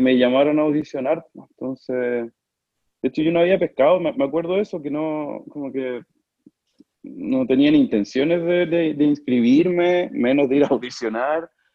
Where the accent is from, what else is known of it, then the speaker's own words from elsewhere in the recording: Talca, Maule, Chile; also born or lived in Argentina / Milan, Italy; soy de Talca, eh, me considero talquino, pese a que no nací en Talca, soy argentino.